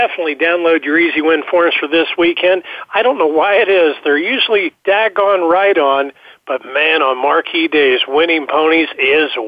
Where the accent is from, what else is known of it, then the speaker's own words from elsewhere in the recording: New York, United States; I'm a New Yorker